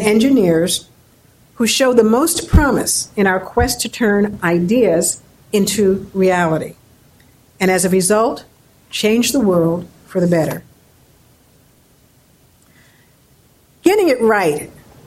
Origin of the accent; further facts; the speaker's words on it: New York City, New York, United States; grew up in New York City with parents who were very encouraging